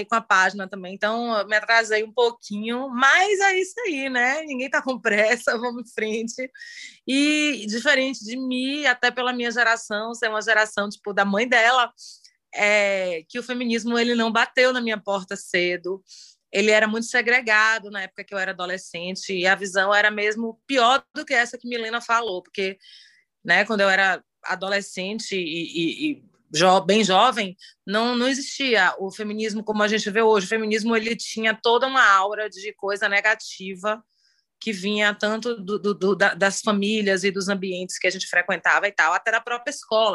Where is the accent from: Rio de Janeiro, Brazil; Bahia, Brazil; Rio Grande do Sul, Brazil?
Bahia, Brazil; Salvador; eu sou de Salvador, aqui na Bahia.